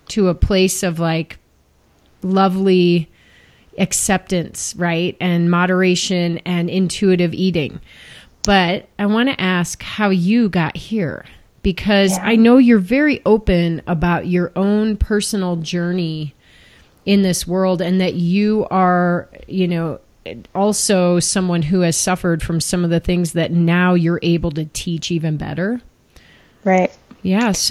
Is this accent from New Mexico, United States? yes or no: yes; Northwest New Mexico, United States; moved away as an adult; also born or lived in Pennsylvania; I grew up in New Mexico.